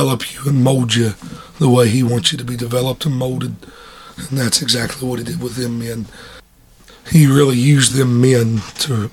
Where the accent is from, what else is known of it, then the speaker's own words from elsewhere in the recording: Dayton, Ohio, United States; moved away as an adult; now in Seaman, United States; I'm originally from Dayton, Ohio. And we moved up here when I was 18 years old